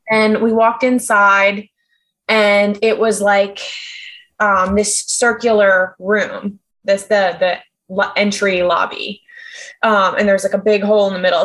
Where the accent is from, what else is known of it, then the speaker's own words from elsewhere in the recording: New York, United States; As a New Yorker